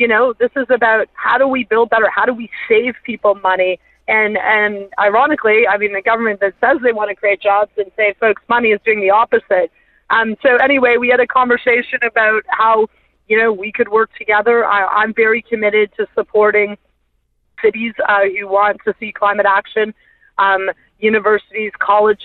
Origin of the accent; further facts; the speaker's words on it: Hamilton, Ontario, Canada; moved away; I was born in Hamilton. My parents are still the house that I grew up